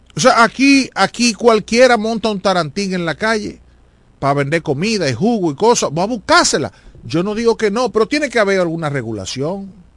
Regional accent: La Romana, Dominican Republic; Todo lo que somos de la Romana

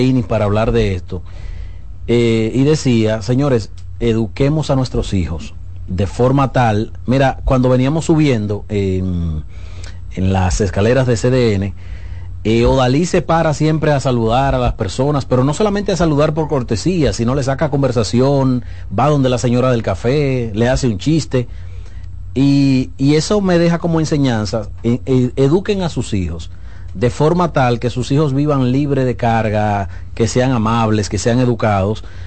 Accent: Dominican Republic; yo como dominicano

